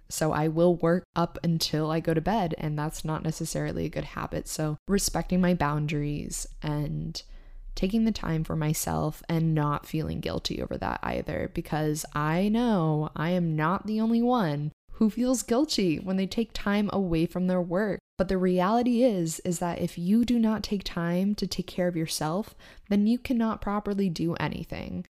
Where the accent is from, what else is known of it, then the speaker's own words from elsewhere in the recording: Maine, United States; moved away as an adult; also born or lived in New York / Boston; I grew up in Maine